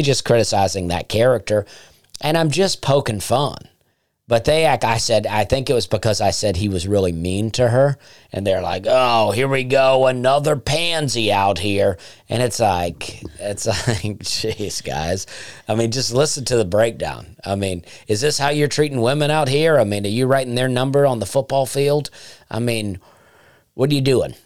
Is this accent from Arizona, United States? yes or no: no; Alabama, United States; moved away; I would love to do more in Alabama because that's my home state and I love it there